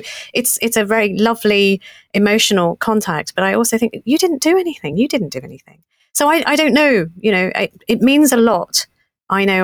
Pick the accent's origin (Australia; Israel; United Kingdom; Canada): United Kingdom; Essex, East of England; born in Britain, not as a passport holder, Essex girl.